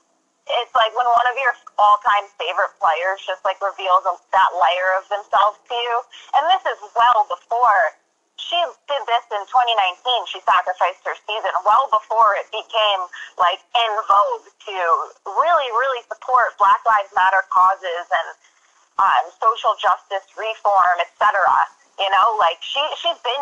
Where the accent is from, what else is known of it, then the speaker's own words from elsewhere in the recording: Western Massachusetts, United States; I grew up in Western Mass